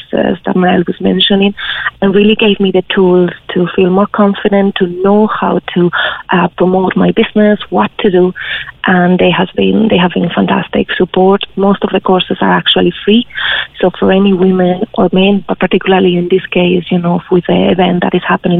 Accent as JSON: {"language": "English", "country": "Spain", "moved": "as an adult", "lives_now": "Ireland", "said": "I'm originally from Spain, and I was in Ireland working."}